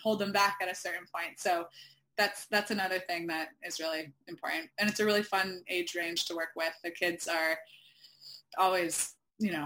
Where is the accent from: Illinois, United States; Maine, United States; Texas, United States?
Maine, United States; Camden; in 2018 in Camden, Maine, my hometown